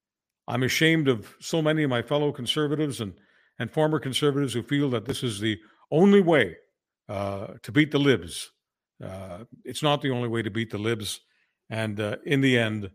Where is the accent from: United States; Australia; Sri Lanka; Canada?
Canada; As a Canadian